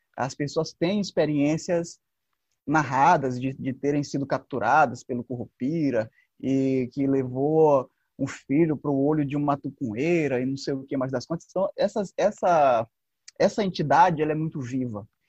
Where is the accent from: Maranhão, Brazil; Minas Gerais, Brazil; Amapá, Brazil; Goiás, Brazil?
Maranhão, Brazil; São Bento; moved away as an adult; also born or lived in Pinheiro, Brazil; now in São Luís, Brazil; eu sou sou de São Bento, sou filho de um ex-pescador com uma dona de casa.